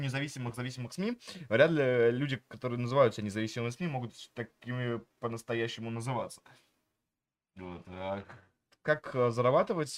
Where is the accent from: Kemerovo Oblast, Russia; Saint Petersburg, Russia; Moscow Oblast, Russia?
Moscow Oblast, Russia; Vidnoye; also born or lived in Pokhvistnevo, Samara Oblast; я э, рос в Ленинском районе Московской области, все-таки в городе видно